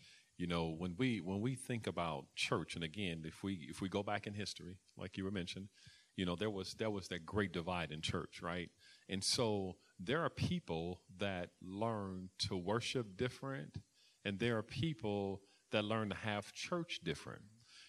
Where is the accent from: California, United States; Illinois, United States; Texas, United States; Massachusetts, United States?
Illinois, United States; Chicago; I grew up in Chicago